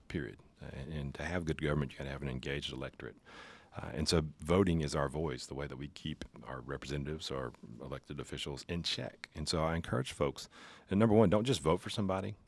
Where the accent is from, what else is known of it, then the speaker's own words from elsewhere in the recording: Pascagoula, Mississippi, United States; Grew up in Pascagoula